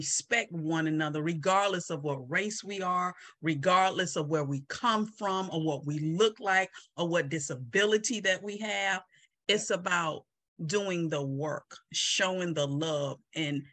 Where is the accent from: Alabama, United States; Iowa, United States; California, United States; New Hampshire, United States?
Alabama, United States; Mobile; I'm from Mobile, Alabama